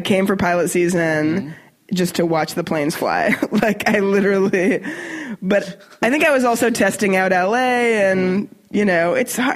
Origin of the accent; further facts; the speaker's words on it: Canada; moved away as an adult; now in United States; as a Canadian